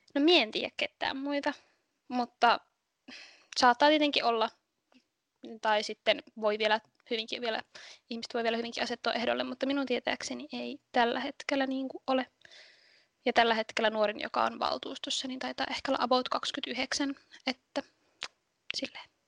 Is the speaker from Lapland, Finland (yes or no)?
yes; Kolari, Lapland, Finland; Ne on asunut täällä 14-13-vuotiaasta asti ja minun mummola on täällä, niin sitten mä oon ollut täällä niin kuin aina tosi paljon